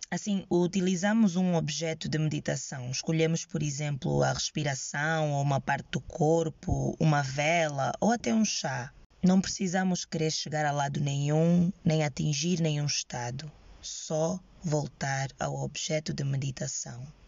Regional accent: Angola; eu sou angolana, jovem, sem práticas religiosas e medito

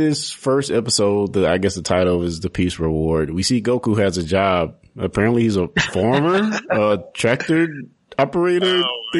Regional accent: United States

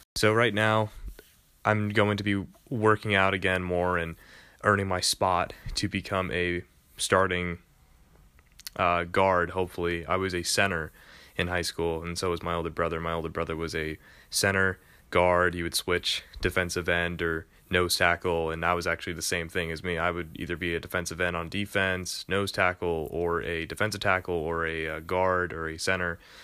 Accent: New York, United States; I am from New York

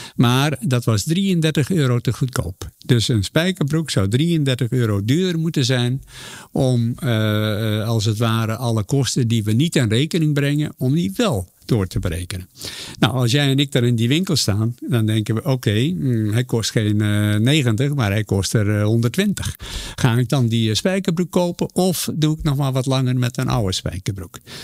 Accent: Zeeland, Netherlands; moved away; waar ik vandaan kom, een klein dorpje in Zeeland

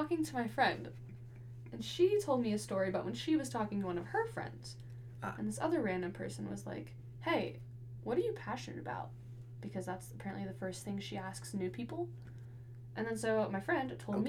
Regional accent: Castle Rock, Colorado, United States; I'm from Castle Rock, Colorado, kind of by Denver

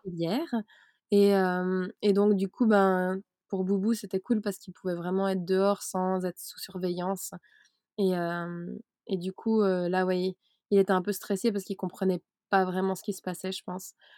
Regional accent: Switzerland; moved away; à la base je suis suisse. Donc j'ai vécu en Suisse dans le système carré qui le système suisse

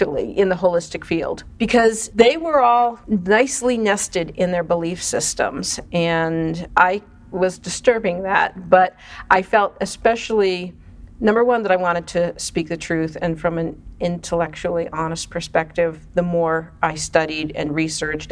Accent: Boston, Massachusetts, United States; I grew up in Boston

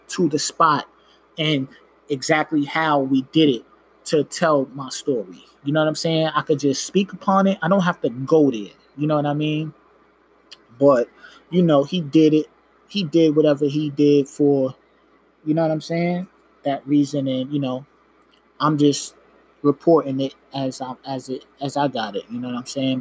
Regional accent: New York, United States; I'm from New York

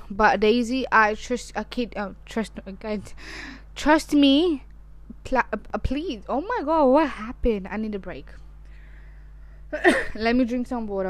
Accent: Pakistan; I am Pakistani

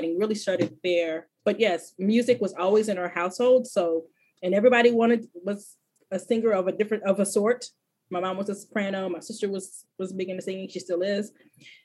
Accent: Fort Worth, Texas, United States; also born or lived in Corpus Christi, Texas; We moved to Fort Worth when I was a little older. I want to say I was 8 or 9 when we moved

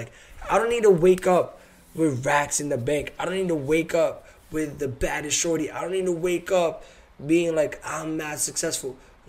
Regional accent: Massachusetts, United States; I'm from Mass

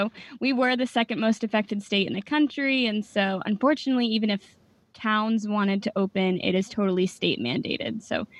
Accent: New Jersey, United States; I'm from New Jersey, but I'll soon be joining the D.C. crew.

